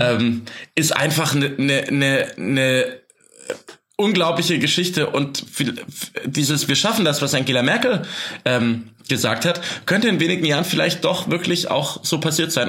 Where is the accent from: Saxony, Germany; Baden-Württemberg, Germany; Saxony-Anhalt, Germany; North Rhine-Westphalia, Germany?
Baden-Württemberg, Germany; Swabia; moved away; Bei uns im Arbeitskreis Asyl in Almsbach im Tal, wo ich herkomme, aus dem Schwabenland